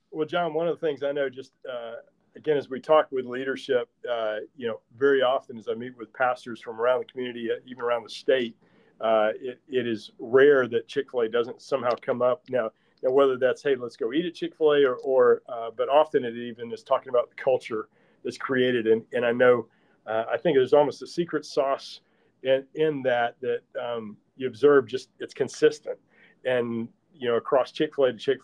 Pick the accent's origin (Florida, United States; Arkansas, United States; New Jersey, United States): Florida, United States; DeLand; I grew up in DeLand